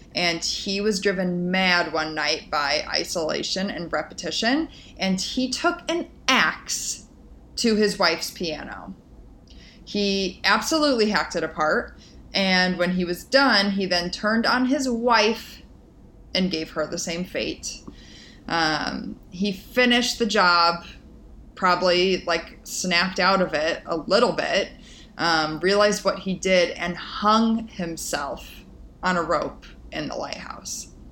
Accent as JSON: {"language": "English", "region": "Midwest", "country": "United States", "tie": "born or raised there", "said": "growing up in the Midwest"}